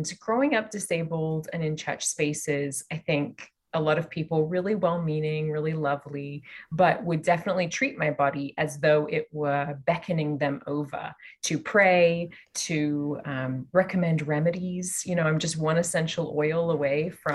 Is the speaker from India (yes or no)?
no; Australia; also born or lived in London / Canada; now in California, United States; I am from Australia. I've lived in London and Canada and here in California